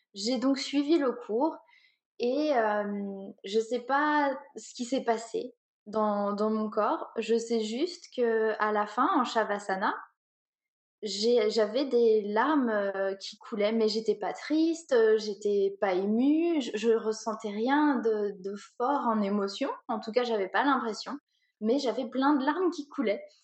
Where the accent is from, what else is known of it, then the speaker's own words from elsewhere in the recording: Orléans, Centre-Val de Loire, France; also born or lived in Paris / London; je viens d'Orléans, donc euh, j'ai surtout vécu à Orléans